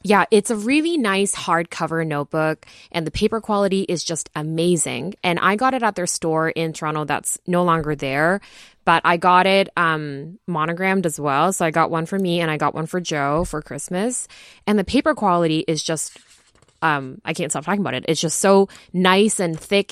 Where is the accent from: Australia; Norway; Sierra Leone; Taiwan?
Taiwan; moved away; also born or lived in Japan; I grew up in Taiwan